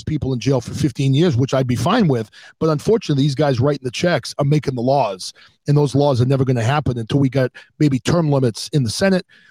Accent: New Hampshire, United States; now in Massachusetts, United States; I'm in Massachusetts. I grew up in New Hampshire

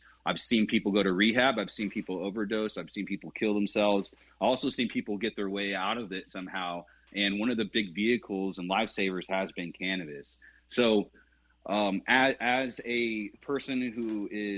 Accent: California, United States; I grew up in California

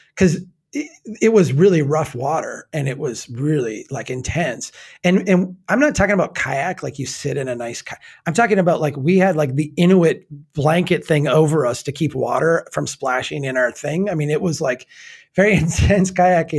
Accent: United States; as an American

